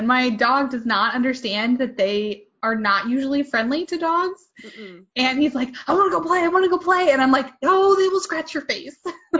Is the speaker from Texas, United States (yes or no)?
no; Jefferson City, Missouri, United States; moved away as an adult; also born or lived in Columbia, Missouri; now in San Francisco Bay Area, United States; Central Missouri. So I grew up in Jeff City. And then my husband and I lived in Columbia for a long time.